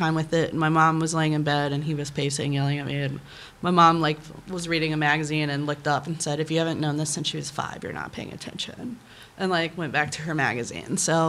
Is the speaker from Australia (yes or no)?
no; the South, United States; like when I was a young kid, like growing up in the Bible Belt of the South